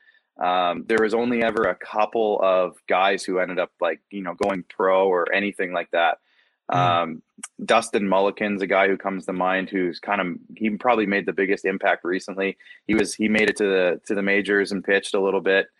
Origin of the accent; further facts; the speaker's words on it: Moose Jaw, Saskatchewan, Canada; also born or lived in Regina; I grew up in Moose Jaw